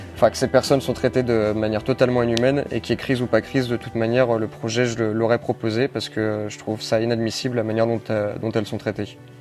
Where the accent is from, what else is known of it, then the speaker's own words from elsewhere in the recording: Lyon, Auvergne-Rhône-Alpes, France; moved away as an adult; also born or lived in Lille / Grenoble; j'ai 22 ans, je viens de Lyon.